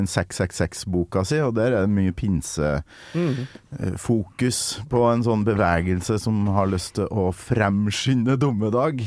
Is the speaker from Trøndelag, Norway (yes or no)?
yes; Kolvereid, Trøndelag, Norway; moved away; Jeg har vokst opp på Kolvereid